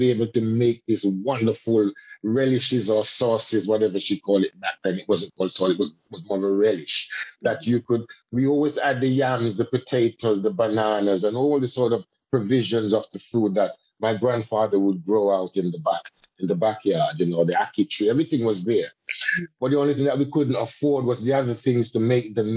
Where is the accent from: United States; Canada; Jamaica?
Jamaica; a Jamaican and as a Caribbean person and as a Rasta man